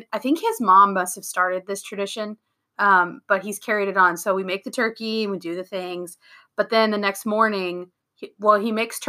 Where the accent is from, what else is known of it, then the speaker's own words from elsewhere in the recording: Louisiana, United States; moved away; I grew up in Louisiana, and now my parents are back in Louisiana.